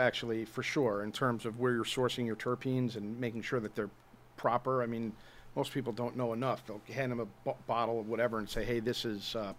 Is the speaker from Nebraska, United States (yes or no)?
no; New York, United States; I'm from New York.